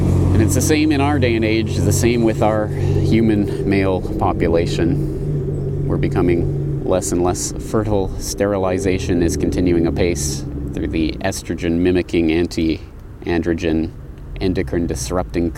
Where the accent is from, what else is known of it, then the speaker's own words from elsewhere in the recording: Canada; now in Japan; I come from one called Canada.